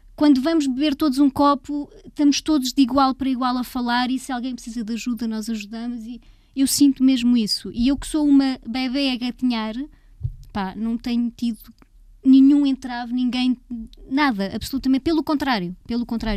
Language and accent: Portuguese; Leiria, Leiria District, Portugal; Eu cresci em Leiria